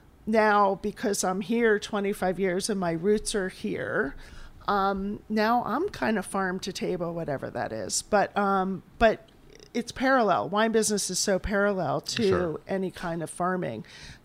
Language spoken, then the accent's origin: English; East Coast, United States; moved away; I'm coming from the East Coast and very like suburbia introduction to food, like by Acme, the supermarket, or Wawa.